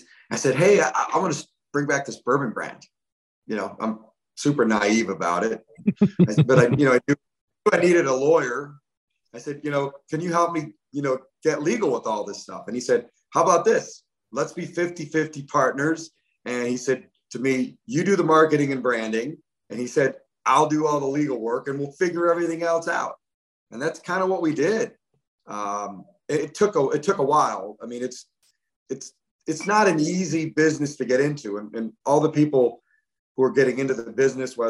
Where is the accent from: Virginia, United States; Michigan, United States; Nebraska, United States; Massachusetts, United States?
Michigan, United States; moved away as an adult; also born or lived in Bay City, Michigan / Grayling, Michigan; now in Kentucky, United States; I grew up in Michigan and moved to Kentucky 30 years ago